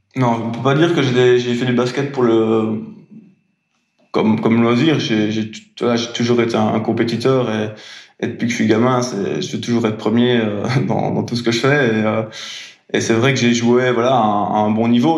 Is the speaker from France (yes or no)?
no; Belgium; je suis belge